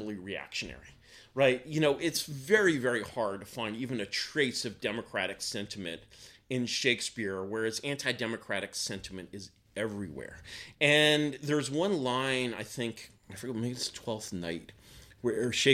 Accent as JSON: {"language": "English", "country": "United States", "said": "as an American"}